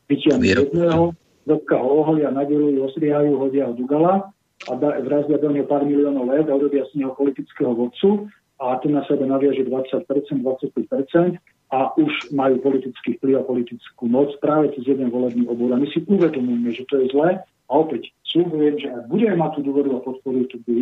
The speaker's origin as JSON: {"language": "Slovak", "country": "Slovakia", "said": "nehambíme sa za to, že sme Slováci"}